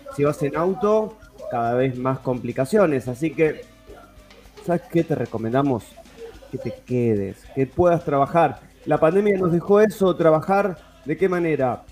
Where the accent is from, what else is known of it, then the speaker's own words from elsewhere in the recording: Avellaneda, Buenos Aires Province, Argentina; nosotros también ambos somos de Avellaneda